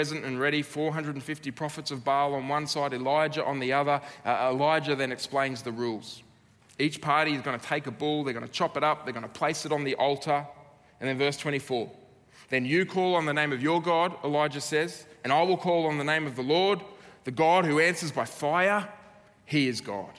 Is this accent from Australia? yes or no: yes; Australia; as an Aussie